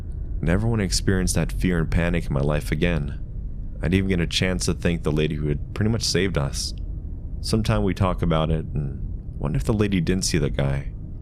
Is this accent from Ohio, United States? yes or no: yes; Ohio, United States; Mind you, I'm originally from Ohio, and we have family here, but I don't know any of my family that lives in Tennessee.